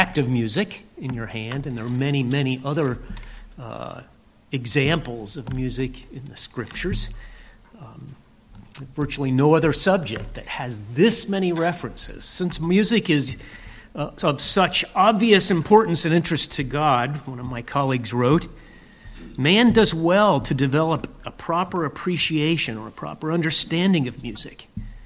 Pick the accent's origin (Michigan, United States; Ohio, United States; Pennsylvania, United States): Pennsylvania, United States; Lancaster County; I grew up in Lancaster County, Pennsylvania